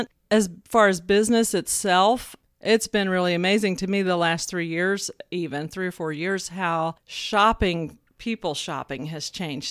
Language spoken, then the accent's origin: English; Tennessee, United States; accent: Southern; also born or lived in Glendale, California; when I was about 3 years old, they moved back. My dad went to work for Broderick's, the steel company, and I've lived here my whole life